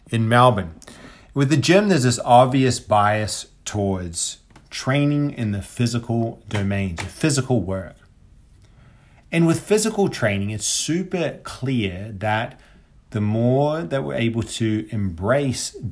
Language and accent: English; Papeete, Windward Islands, French Polynesia; born there; I was born in Papeete, which is the capital of French Polynesia.